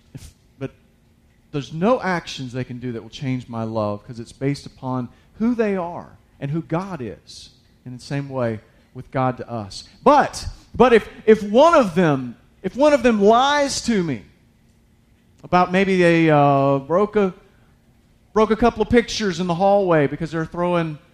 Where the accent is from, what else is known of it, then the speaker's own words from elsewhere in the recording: United States; I'm an American.